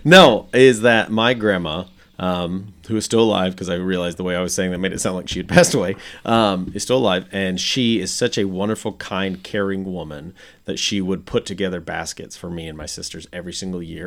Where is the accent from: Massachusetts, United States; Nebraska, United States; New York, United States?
Nebraska, United States; now in Arkansas, United States; every house I knew of it growing up in Nebraska, everyone had basements